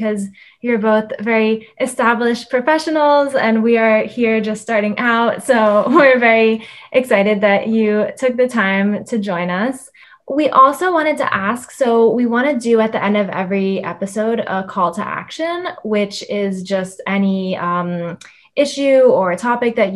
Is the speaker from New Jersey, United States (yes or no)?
yes; New Jersey, United States; now in Boston, United States; I'm from New Jersey